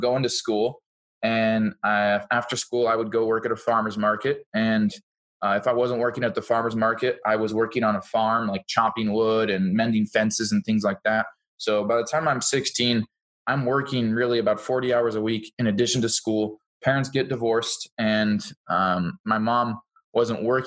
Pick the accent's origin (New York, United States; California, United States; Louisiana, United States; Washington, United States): Washington, United States; Seattle area; now in Boise, United States; I'm from the Seattle area of Washington State. I live in Boise, Idaho now